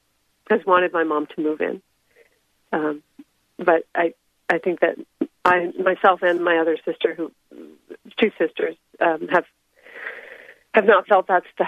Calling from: Seattle, Washington, United States; I'm in the Seattle area.

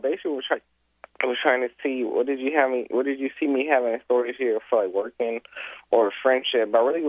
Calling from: Los Angeles, California, United States; I'm calling from South L.A.

